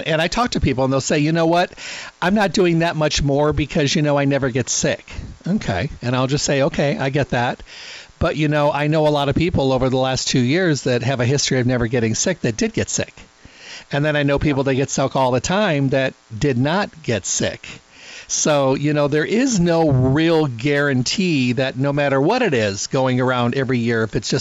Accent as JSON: {"language": "English", "region": "Midwest", "country": "United States", "said": "I'm from the Midwest"}